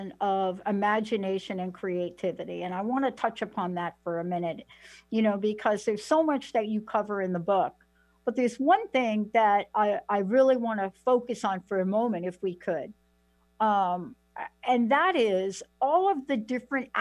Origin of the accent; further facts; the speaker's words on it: New York, United States; I'm from New York